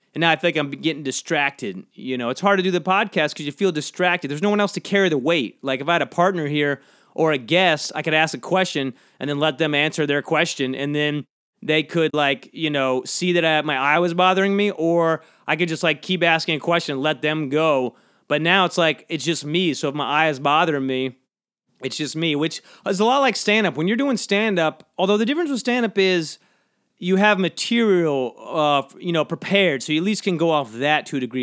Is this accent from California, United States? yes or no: no; Georgia, United States; moved away; When I grew up in Georgia, a lot of fellowship talk